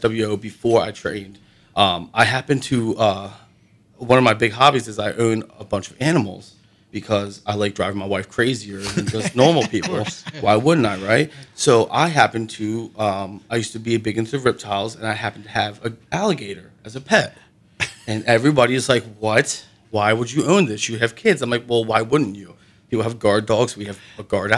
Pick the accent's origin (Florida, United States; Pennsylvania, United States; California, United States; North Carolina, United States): Pennsylvania, United States; Seven Valleys; moved away; Seven Valleys, which is like my hometown